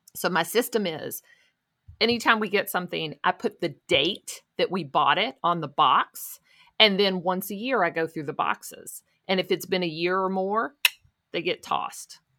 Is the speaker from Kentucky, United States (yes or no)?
yes; Louisville, Kentucky, United States; I've lived here my whole life